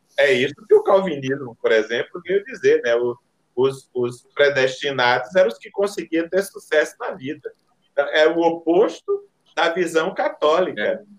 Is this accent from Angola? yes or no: no; Northeast Region, Brazil; accent: Nordestino; o nosso sotaque é um sotaque de segunda categoria